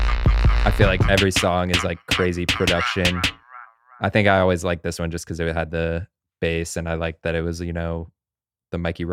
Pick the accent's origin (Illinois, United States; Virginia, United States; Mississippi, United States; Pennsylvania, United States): Illinois, United States; Champaign; my hometown, Champaign, Illinois